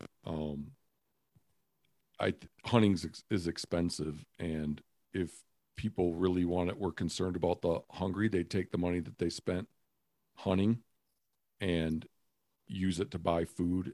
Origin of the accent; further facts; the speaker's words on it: Michigan, United States; I'm from Michigan